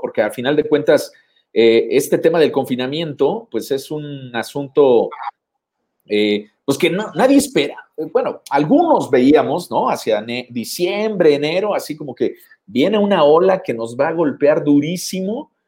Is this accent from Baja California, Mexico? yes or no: no; Cuernavaca, Morelos, Mexico; yo nací aquí en Morelos, en Cuernavaca